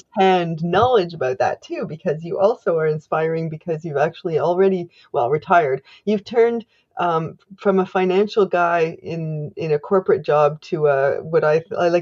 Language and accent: English; Canada; I am unapologetically Canadian.